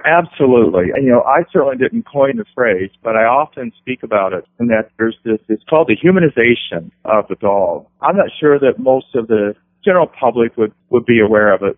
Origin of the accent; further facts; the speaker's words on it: West Virginia, United States; growing up in West Virginia